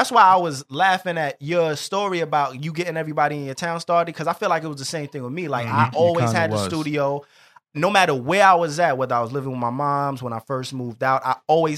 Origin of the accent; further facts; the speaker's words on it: New York City, New York, United States; I'm from the North, he's from the South Bronx